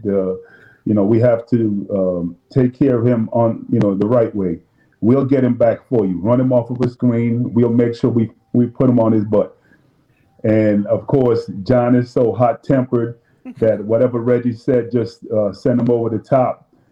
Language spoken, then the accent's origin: English; Boston, Massachusetts, United States; also born or lived in Jamaica; growing up in Boston